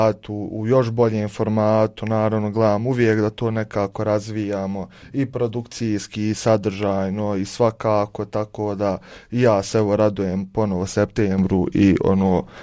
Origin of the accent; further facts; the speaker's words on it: Odžak, Federation of Bosnia and Herzegovina, Bosnia & Herzegovina; moved away as an adult; now in Sarajevo, Bosnia and Herzegovina; evo ja sam na primjer iz Ođaka, koji ni, ni u Sarajevu, nego mali gradić na sjeveru Bosne i Hercegovine i tu sam ono, već neki 7 godina u Sarajevu